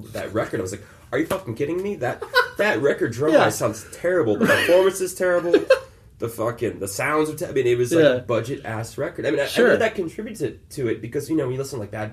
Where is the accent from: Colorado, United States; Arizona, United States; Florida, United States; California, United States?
Florida, United States; Lauderhill; born or raised there; also born or lived in Hollywood, Florida / North Miami, Florida